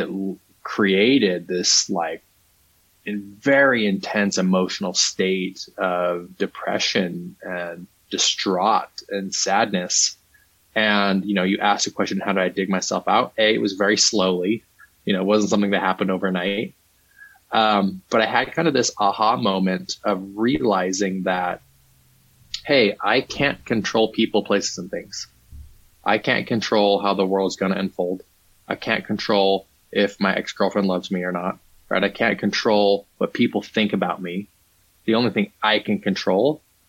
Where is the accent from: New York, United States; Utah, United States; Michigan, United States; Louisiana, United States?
Utah, United States; I grew up Mormon in Utah